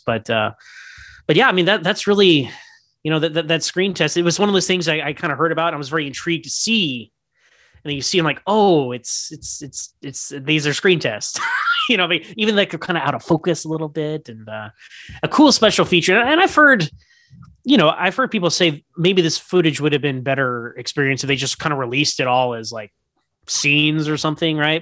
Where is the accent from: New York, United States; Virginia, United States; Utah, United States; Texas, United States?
Texas, United States; Houston; I'm from Houston, Texas